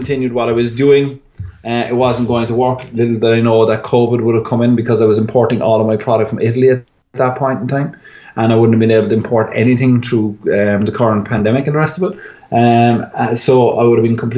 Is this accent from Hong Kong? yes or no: no; Ireland; being Irish